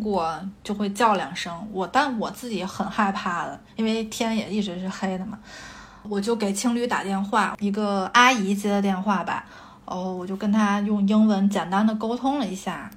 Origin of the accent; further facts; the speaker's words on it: China; 后来我们发现我们No。都是中国人